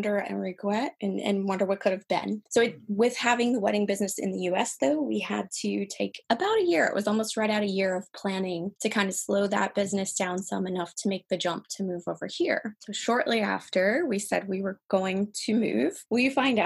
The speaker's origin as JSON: {"language": "English", "region": "Kentucky", "country": "United States", "also_born_or_lived": "New Orleans, Louisiana", "moved": "as an adult", "lives_now": "Paris, France", "said": "I'm actually from Kentucky."}